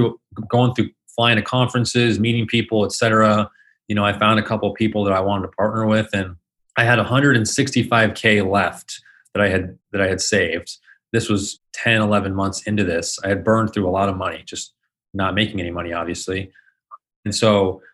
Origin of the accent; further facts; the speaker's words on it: Phoenix, Arizona, United States; I was born and raised here in Phoenix, Arizona. So lived here pretty much my entire life.